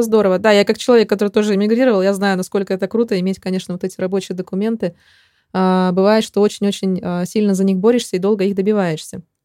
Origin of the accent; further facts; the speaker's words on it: Chelyabinsk, Chelyabinsk Oblast, Russia; now in Spain; в моем родном Челябинске